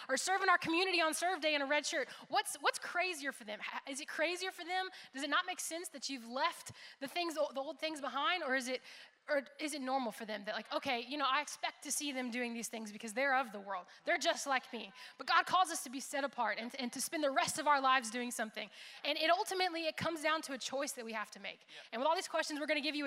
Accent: Jacksonville, Florida, United States; moved away as an adult; now in Kentucky, United States; I was from Jacksonville, Florida

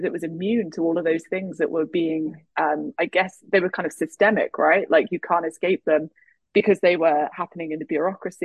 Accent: England, United Kingdom; now in United States; I grew up in England, I now live in the US

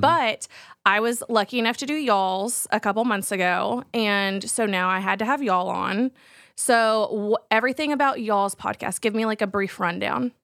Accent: Texas, United States; as a Texan

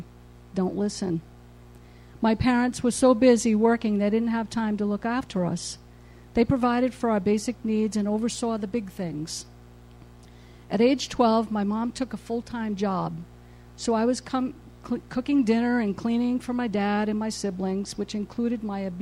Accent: New England, United States; I was born in New England into a large family of 15 children

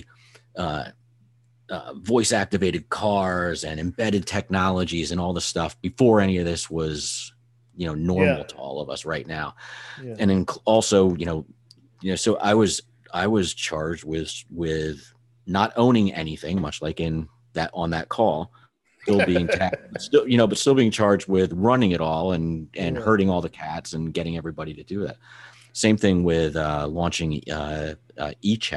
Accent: New Jersey, United States; I'm originally from Jersey

